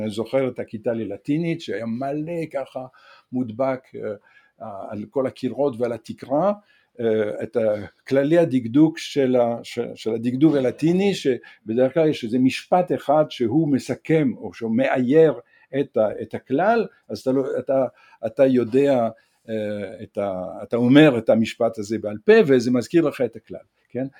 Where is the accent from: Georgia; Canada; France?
France; Provence-Alpes-Côte d'Azur; Hebrew is a second language; also born or lived in northern France; now in Israel; מגיל שבע אני גדלתי ב-, ב-, בפרובנץ, בהר, לב-, בדרום צרפת